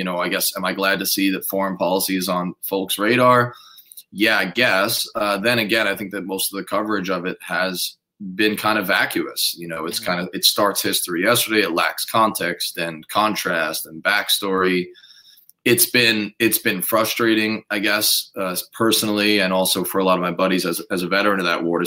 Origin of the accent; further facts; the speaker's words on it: New York, United States; I grew up in New York, not really from a military family